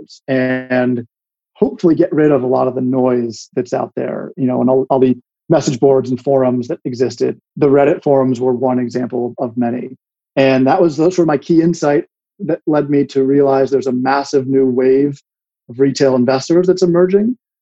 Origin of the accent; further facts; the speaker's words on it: Washington, District of Columbia, United States; moved away; also born or lived in Connecticut; I grew up in DC on Capitol Hill, basically right across the street from the Capitol.